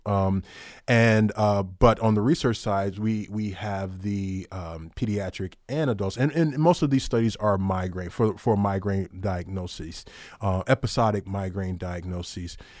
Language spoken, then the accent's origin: English; Detroit, Michigan, United States; I'm originally from Detroit.